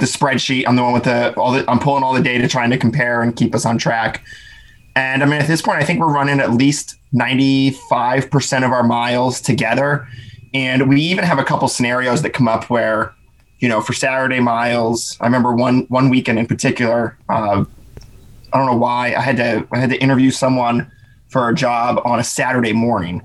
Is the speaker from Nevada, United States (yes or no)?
no; Pennsylvania, United States; I was kind of an awkward homeschool kid growing up in Pennsylvania